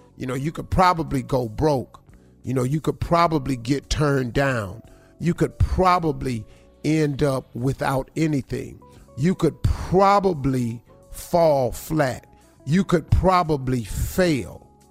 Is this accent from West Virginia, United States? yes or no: yes; Welch, West Virginia, United States; moved away; also born or lived in Cleveland, Ohio (112th and Superior); I'm from Welch, West Virginia, a coal mine in town. I grew up in a holler.